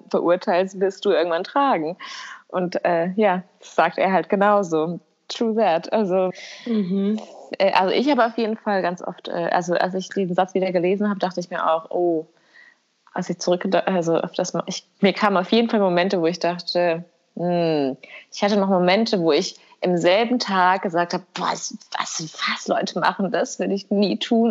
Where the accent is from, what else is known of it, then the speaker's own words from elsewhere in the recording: Kosovo; moved away; bei uns in Kosovo